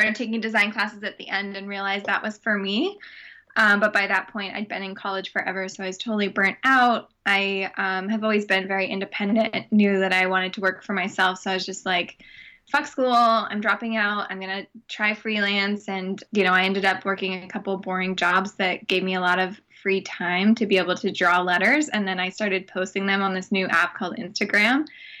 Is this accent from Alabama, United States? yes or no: no; San Diego, California, United States; I'm from San Diego originally. I'm 28 years old